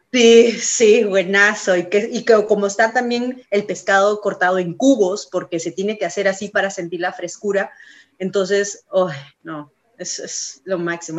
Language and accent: Spanish; Peru; moved away as an adult; now in California, United States; nosotros nos identifica como peruanos